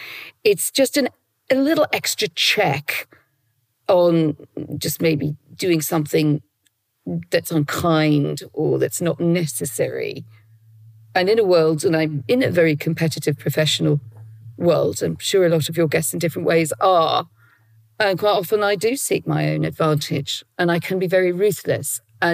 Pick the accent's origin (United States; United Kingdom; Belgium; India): United Kingdom; North East England; So I grew up in, as you say, very much in a Roman Catholic world, in my education, in my household.